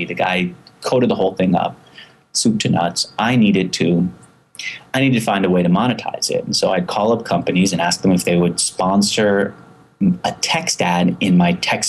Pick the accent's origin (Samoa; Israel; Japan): Israel; born there; My dad's Persian. My mom's Iraqi. I was born in Israel. So I've got a very Middle Eastern mixed background.